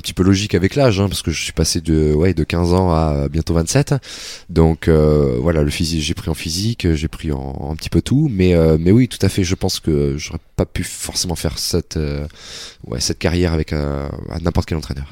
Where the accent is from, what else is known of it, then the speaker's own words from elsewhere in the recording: Metz, Grand Est, France; C'était à Metz. Je suis né à Metz. J'ai fait mes, mes débuts, mes débuts d'athlétisme à Metz